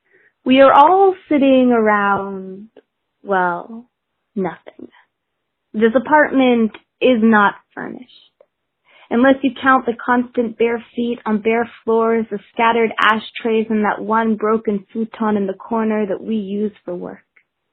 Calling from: Vancouver, British Columbia, Canada; I am calling from Vancouver, BC

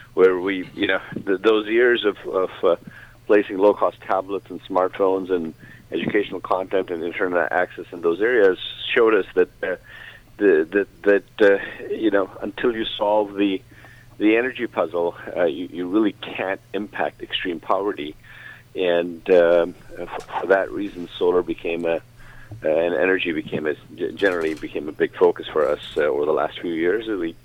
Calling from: Toronto, Ontario, Canada; I am in Toronto, Canada.

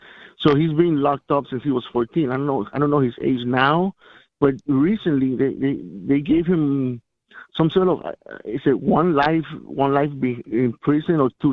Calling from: Miami, Florida, United States; Hi, thank you. … from Miami.

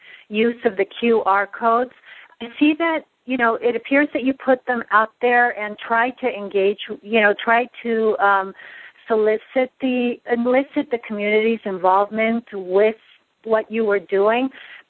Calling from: Los Angeles, California, United States; I'm calling from Los Angeles.

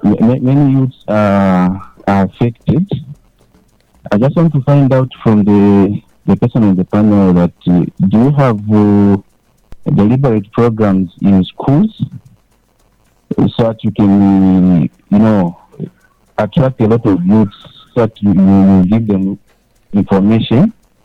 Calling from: Mazabuka, Southern Province, Zambia; calling from within Mazaboka.

